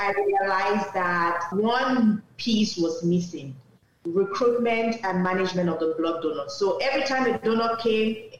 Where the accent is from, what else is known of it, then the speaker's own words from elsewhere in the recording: Douala, Littoral, Cameroon; moved away; we grew up in Douala, which is a city in Cameroon